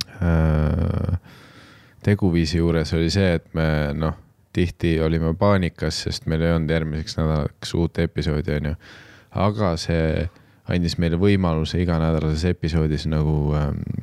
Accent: Tallinn, Harju County, Estonia; olles ise üles kasvanud Nõmmel

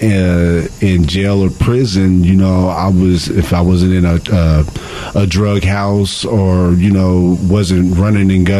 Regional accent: Evansville, Indiana, United States; moved away as an adult; now in California, United States; I'm originally from Evansville, Indiana

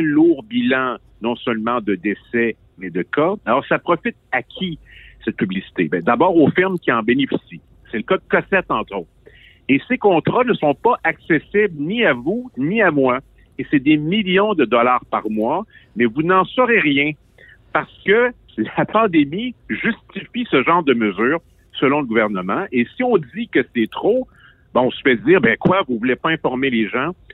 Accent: Quebec, Canada; Je suis un Québécois

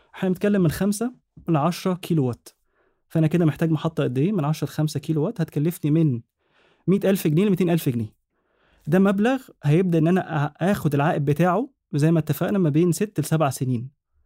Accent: Egypt; عندنا في مصر

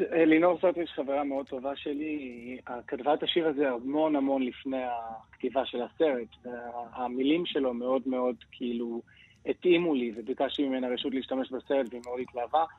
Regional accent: Acre, Northern District, Israel; moved away; also born or lived in Los Angeles; ונולדתי וגדלתי בעכו

